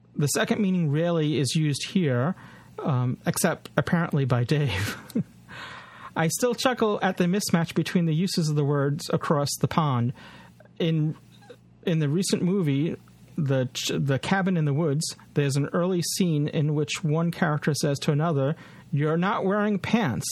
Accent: United States

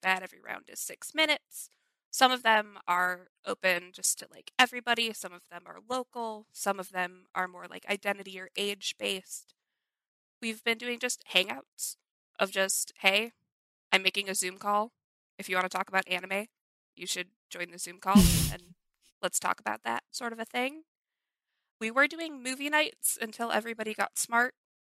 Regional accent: Chicago, Illinois, United States; I'm from Chicago

